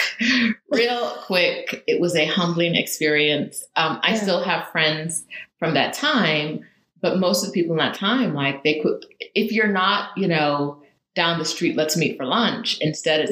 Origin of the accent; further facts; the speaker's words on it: Riverside, California, United States; moved away as an adult; also born or lived in London, United Kingdom; now in Mexico City, Mexico; I grew up in California